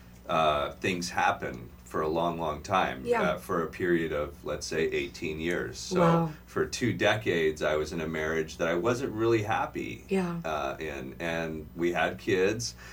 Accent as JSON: {"language": "English", "town": "Riverside", "region": "California", "country": "United States", "tie": "born or raised there", "also_born_or_lived": "Orange County, California", "said": "I born and raised in Riverside, California."}